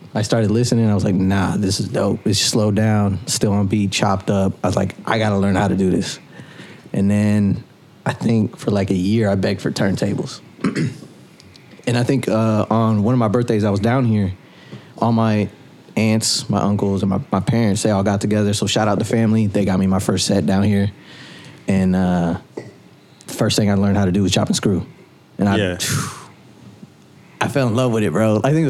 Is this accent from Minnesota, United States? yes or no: no; Ohio, United States; I'm originally from Ohio. So growing up, I would spend a lot of summers out here, vacations, holidays, all that stuff, visiting cousins and stuff.